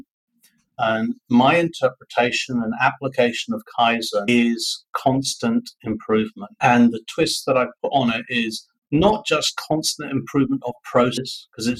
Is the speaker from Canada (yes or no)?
no; United Kingdom; now in Vietnam; I'm a Brit